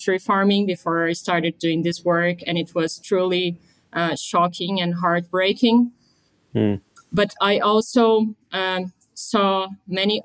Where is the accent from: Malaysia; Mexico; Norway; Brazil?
Brazil; moved away as an adult; also born or lived in London; I grew up in Brazil. I am Brazilian.